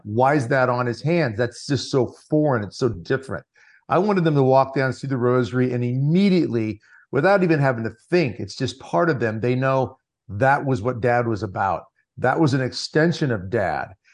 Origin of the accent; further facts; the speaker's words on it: Lincoln Diocese, Nebraska, United States; I born and raised in the Lincoln Diocese in Nebraska